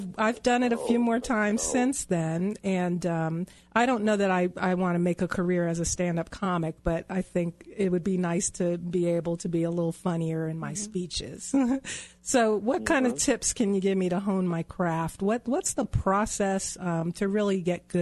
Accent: Long Island, New York, United States; moved away as an adult; also born or lived in Rhode Island / Virginia / Colorado; now in Denver, United States; I grew up in New York on Long Island

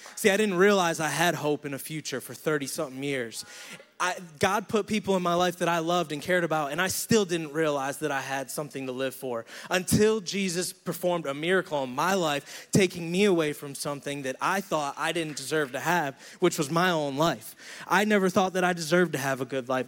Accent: Syracuse, New York, United States; moved away as an adult; now in Charlotte, United States; I'm from Syracuse, New York. I decided to move down here to Charlotte, North Carolina

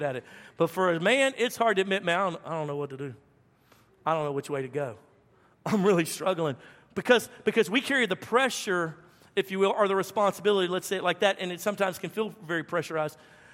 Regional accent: the South, United States; I'm from the South

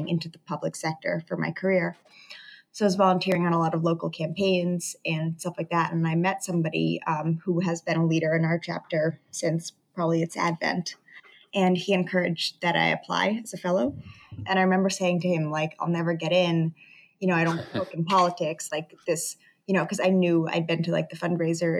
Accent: northeastern Connecticut, United States; moved away as an adult; now in New York City, United States; So I'm from Connecticut, northeastern Connecticut. So Boston is our city over New York.

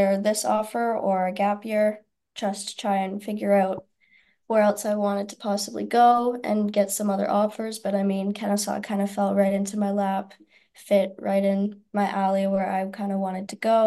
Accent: Canada; moved away as an adult; I grew up in Canada.

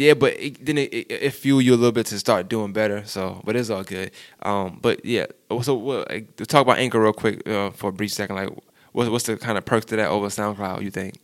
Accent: New York, United States; I'm from New York

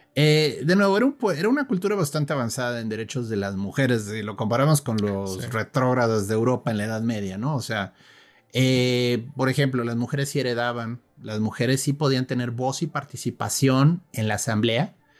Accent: Mexico; yo soy de aquí de México

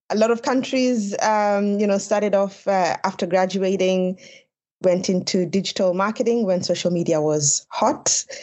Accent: Nairobi, Kenya; moved away as an adult; now in Sweden; I am from Nairobi, which is a Silicon Savannah

